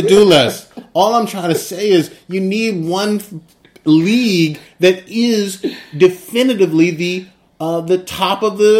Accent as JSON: {"language": "English", "country": "United States", "said": "I'm very American."}